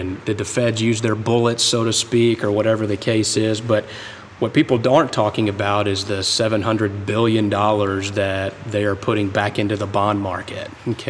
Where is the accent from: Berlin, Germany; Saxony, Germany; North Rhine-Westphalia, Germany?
Berlin, Germany; born there; also born or lived in Panama; You know, both my parents served in the U.S. Army. I was born in Berlin, Germany. You know, lived in Panama, lived in just about every military base east of the Mississippi River.